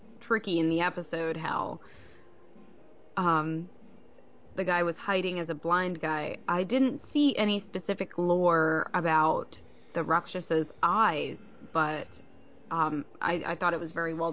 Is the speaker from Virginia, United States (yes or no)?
yes; Winchester, Virginia, United States; moved away; my hometown of Winchester, Virginia